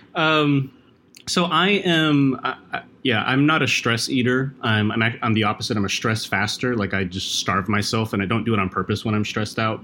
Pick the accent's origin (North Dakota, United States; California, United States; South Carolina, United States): North Dakota, United States; Fargo; moved away; also born or lived in Philippines; I grew up in Fargo, North Dakota.